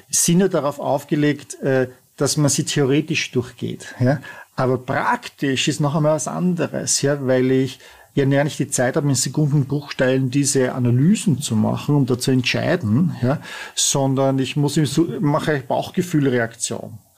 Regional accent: Vienna, Austria; Du bist Tiroler, ich bin Wiener

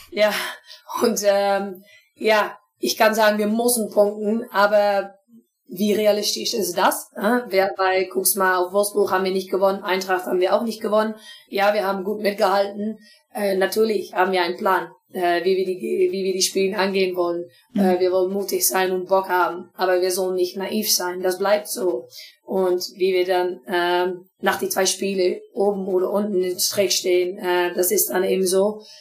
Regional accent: Twente area, Overijssel, Netherlands; German is a second language; ich komme aus die Strecke

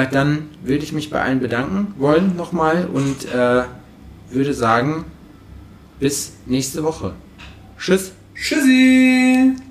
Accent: Berlin, Germany; Ich komme aus Berlin.

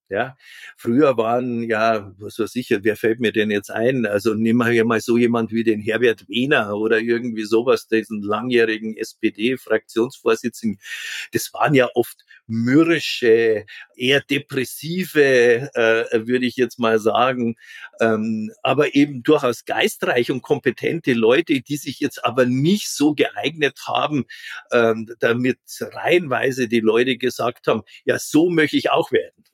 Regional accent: a farming village in Catholic Bavaria, Germany; ich bin am Bauerndorf groß geworden

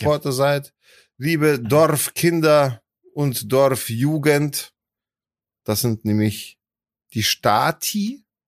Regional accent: Poland; moved away; Ich als Pole ohne deutschen Pass

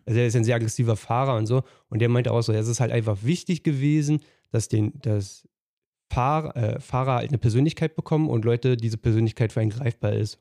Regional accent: eastern Germany, Germany; bei uns im Osten

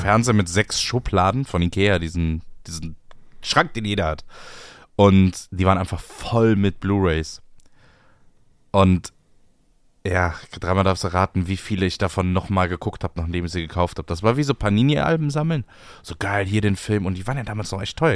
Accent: Bremerhaven, Bremen, Germany; ich komme aus Bremerhaven

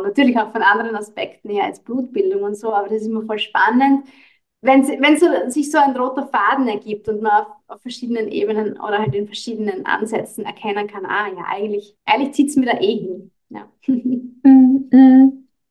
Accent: Austria; bei uns in Österreich

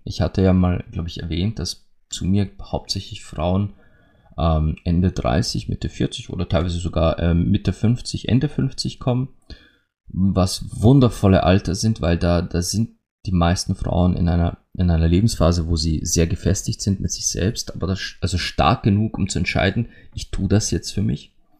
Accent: Austria; bei uns in Österreich

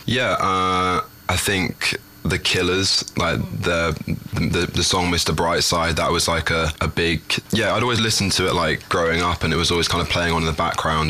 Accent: London, United Kingdom; I am 21 years old now. Um, yeah, my birthday was last week. Oh. Um, I'm from London, England.

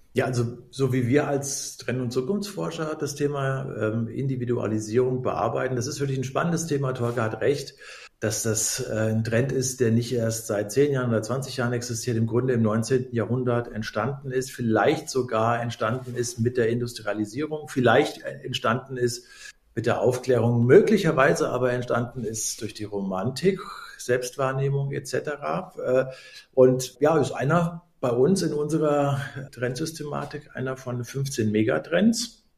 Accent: Germany; ich komme aus der Nähe des Westerwalds

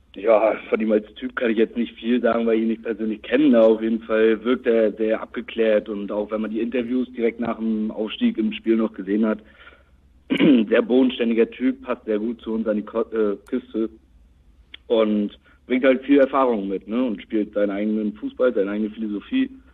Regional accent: Rostock, Mecklenburg-Vorpommern, Germany; 21 aus Rostock, auch gebürtiger Rostocker

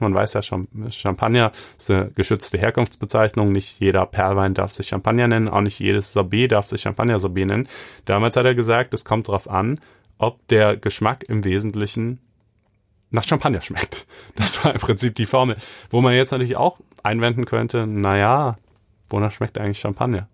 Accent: Germany; ich bin ja auch in Deutschland groß geworden

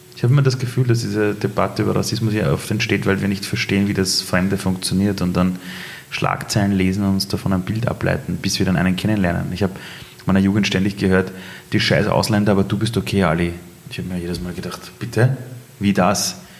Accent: Iran; moved away; ich komme aus dem Iran

